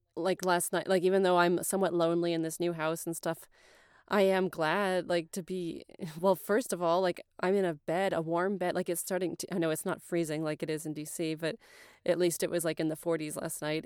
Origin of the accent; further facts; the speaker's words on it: United States; I'm American